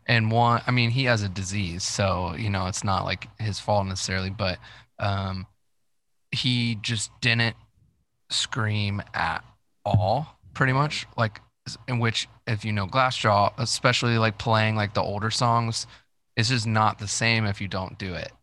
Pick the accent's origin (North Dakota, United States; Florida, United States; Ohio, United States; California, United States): Ohio, United States; Dayton; I grew up in Dayton, Ohio